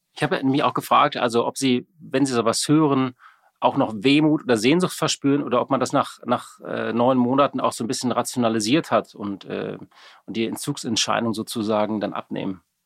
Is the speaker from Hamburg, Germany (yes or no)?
yes; Hamburg, Germany; als Hamburger natürlich äh, viel in der Schanze, natürlich auf dem Kiez